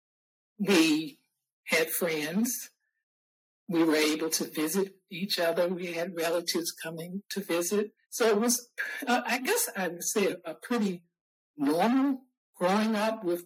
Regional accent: Salem, Virginia, United States; also born or lived in Burkeville, Virginia; We moved from Burkeville, Virginia to Salem, Virginia

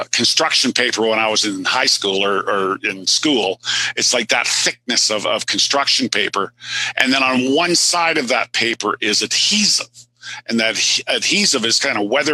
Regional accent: Canada; I'm Canadian.

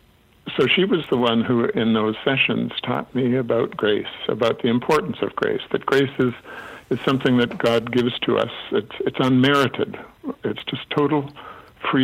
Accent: Alberta, Canada; When we were children growing up in Alberta, my dad was a minister

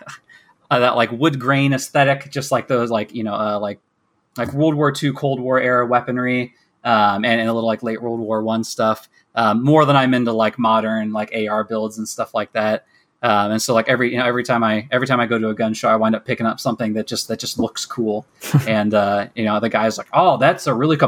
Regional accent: Kansas, United States; accent: American; also born or lived in Michigan; I'm from America, from the Midwest, from Kansas

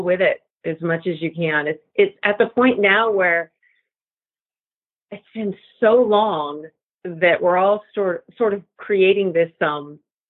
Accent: Santa Barbara, California, United States; I grew up in Santa Barbara, California for most of my young childhood

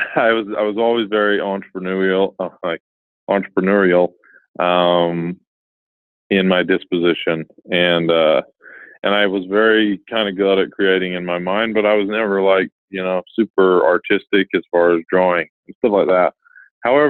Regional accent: Utah, United States; I was born and raised in Utah

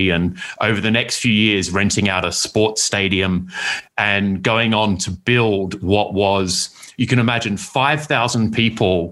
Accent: Perth, Western Australia, Australia; moved away as an adult; I'm from Australia originally, from Perth, which is a small city on the West Coast

